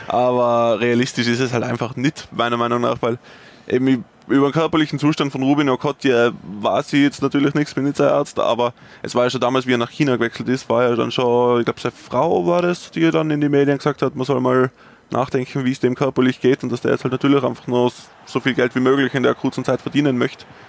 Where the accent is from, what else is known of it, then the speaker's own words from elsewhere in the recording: Tyrol, Austria; als Tiroler fühle ich mich